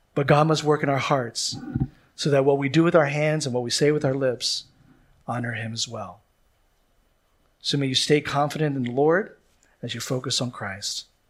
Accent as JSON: {"language": "English", "town": "Philadelphia", "region": "Pennsylvania", "country": "United States", "moved": "yes", "said": "I come from Philadelphia where they say we are maybe some of the worst citizens in the United States of America."}